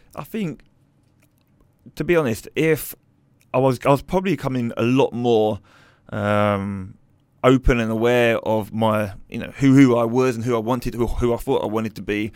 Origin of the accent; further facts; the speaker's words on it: London, United Kingdom; I was brought up in East London